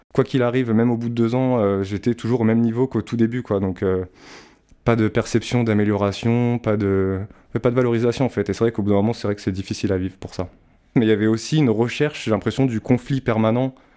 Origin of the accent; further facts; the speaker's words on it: Val-de-Marne, Île-de-France, France; also born or lived in Châteauroux; suis né à Châteauroux, magnifique ville, soit dit en passant, et euh, j'ai grandi dans le Val-de-Marne avec mes parents et ma grande sœur